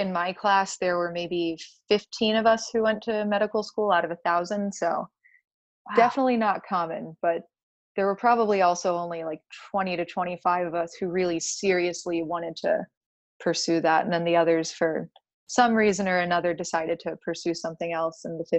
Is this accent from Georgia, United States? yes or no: yes; Georgia, United States; also born or lived in Florida; we grew up in Georgia and Florida, and my parents grew up in Connecticut.